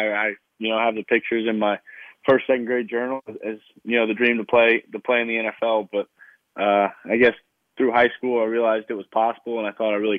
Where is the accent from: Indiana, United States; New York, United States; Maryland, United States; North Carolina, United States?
North Carolina, United States; Charlotte; I grew up in Charlotte, North Carolina